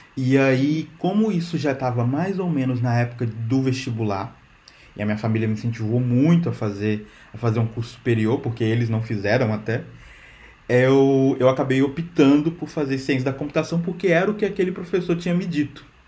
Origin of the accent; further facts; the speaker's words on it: Minas Gerais, Brazil; moved away as an adult; also born or lived in São Paulo; now in Portugal; eu sou de Minas, trabalhei em São Paulo, agora eu estou aqui em Portugal